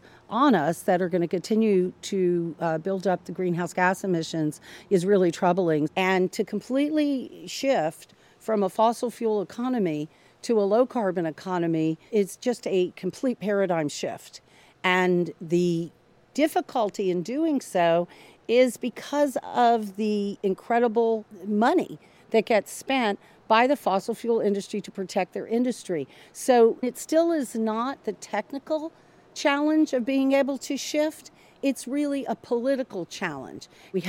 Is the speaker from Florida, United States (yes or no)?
yes; Tampa, Florida, United States; I was born right here in Tampa, Florida. And it's just a very warm and welcoming place. It's also a place of great beauty.